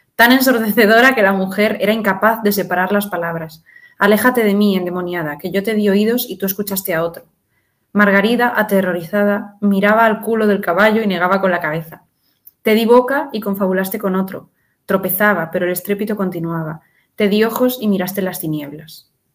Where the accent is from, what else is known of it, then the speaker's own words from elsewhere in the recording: Madrid, Community of Madrid, Spain; soy madrileña